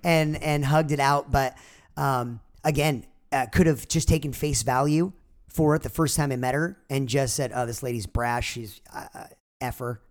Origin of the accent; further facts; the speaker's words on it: Orange County, California, United States; growing up in Orange County